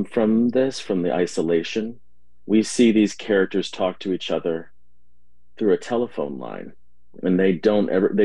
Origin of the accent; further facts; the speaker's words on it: Berkeley, California, United States; I was born in the East Bay of Berkeley and raised there for most of my life